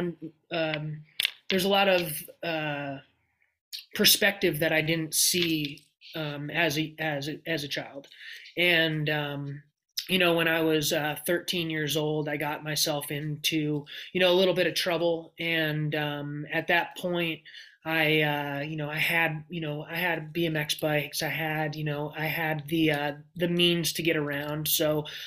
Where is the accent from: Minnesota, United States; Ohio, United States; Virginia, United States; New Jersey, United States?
New Jersey, United States; Hillsdale; I grew up in Hillsdale, New Jersey